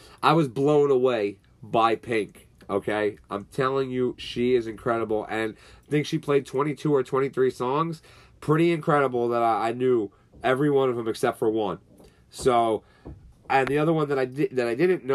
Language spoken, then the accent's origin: English; New York, United States; where are you from? And I'm like, New York.